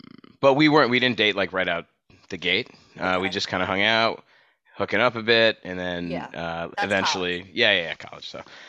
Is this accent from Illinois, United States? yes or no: yes; Chicago, Illinois, United States; moved away; Chicago, like suburbs of Chicago.